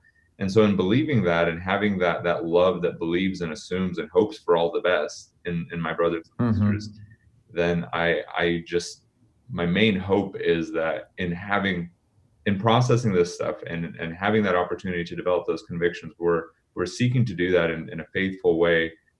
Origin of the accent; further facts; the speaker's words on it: Portland, Oregon, United States; And when we immigrated, we moved to Portland, and I grew up in Portland. So 7 year old, first grader, hopping into school, and we moved to part of Portland, Northeast Portland